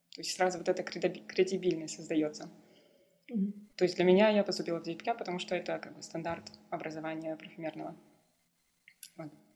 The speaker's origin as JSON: {"language": "Russian", "country": "Kazakhstan", "also_born_or_lived": "Vancouver, Canada / Paris, France", "moved": "as an adult", "lives_now": "Berlin, Germany", "said": "я дочь казахских степей. А, я при, приезжаю, приехала из Казахстана"}